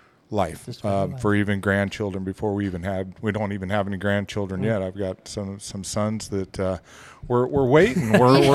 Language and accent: English; Quartz Hill, California, United States; now in Roswell, Idaho, United States; I grew up in Quartz Hill, California.